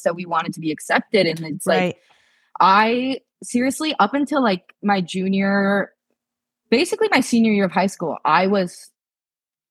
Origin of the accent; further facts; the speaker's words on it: Ohio, United States; moved away as an adult; also born or lived in Japan; now in Los Angeles, United States; I grew up from like 2 years old to 18. I grew up in Ohio